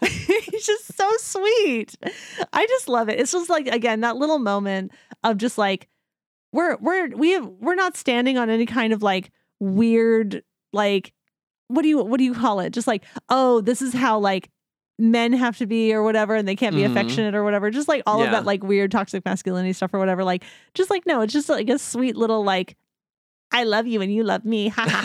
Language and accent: English; New Jersey, United States; I'm from New Jersey.